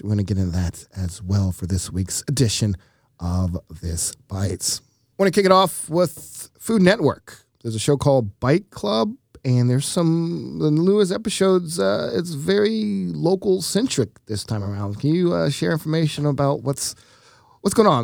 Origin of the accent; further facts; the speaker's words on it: Atlanta, Georgia, United States; my hometown of Atlanta